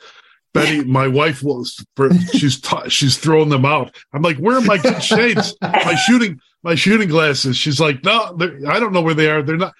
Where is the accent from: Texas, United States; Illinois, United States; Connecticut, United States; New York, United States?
Illinois, United States; Chicago; I've seen these guys in Chicago all my life.